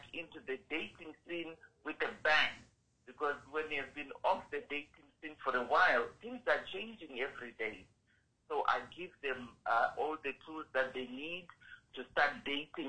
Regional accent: Zimbabwe; now in Canada; I'm originally from Zimbabwe, but now I'm residing in Canada

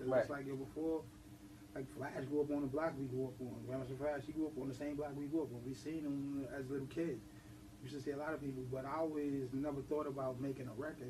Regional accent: New York City, New York, United States; From the South Bronx. Forest Projects. Well, I'm actually from McKellen, but by way of Forest Projects. That's where I'm from, South Bronx.

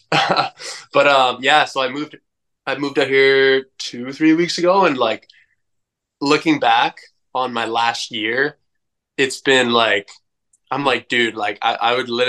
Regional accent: Edmonton, Alberta, Canada; I grew up in Edmonton, Canada, the furthest northern city of a million people.

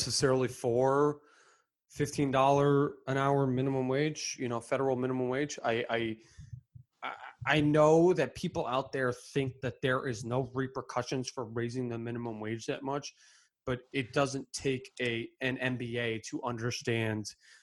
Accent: Connecticut, United States; we grew up in Connecticut

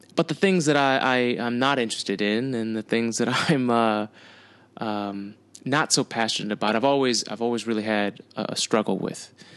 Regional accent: United States; I'm an American.

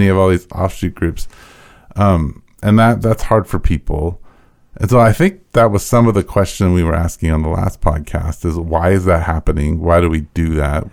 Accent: United States; being an American and being white

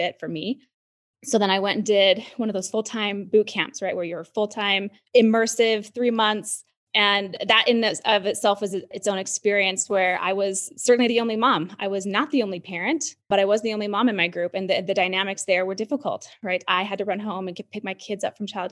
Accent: Utah, United States; moved away; my home state of Utah

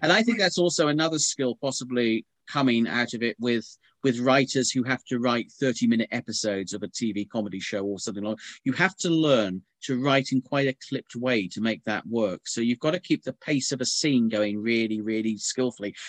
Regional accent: Norfolk, East of England, United Kingdom; moved away; I come originally from Norfolk

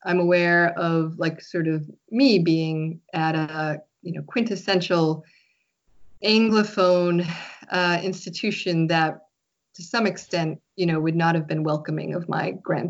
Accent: United States; first language French; me being like a Quebecois who was born in the United States. And so I'm, you know, Quebecois who speaks English, like as a, you know, first or whatever, or mostly first language.

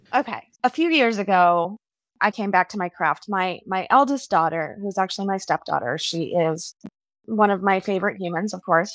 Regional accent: Southwest, United States; since I grew up in the Southwest, I have a lot of Southwestern influences

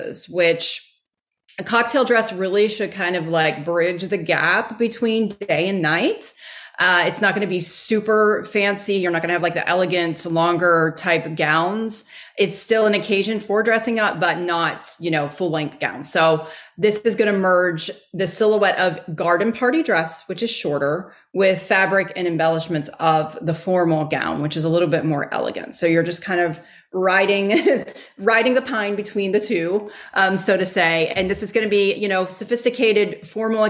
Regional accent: Texas, United States; I'm from Texas

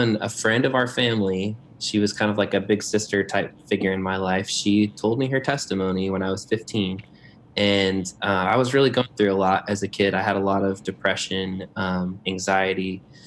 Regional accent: Northwest Indiana, United States; moved away; also born or lived in Lakeland, Florida; So Northwest Indiana. And I'm a Hoosier.

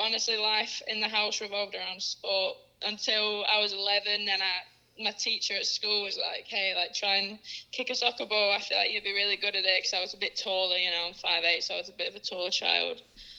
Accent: Worley, Lancashire, North West England, United Kingdom; moved away as an adult; now in San Antonio, United States; I grew up, my parents live in a small village called Worley, which I struggle to pronounce.

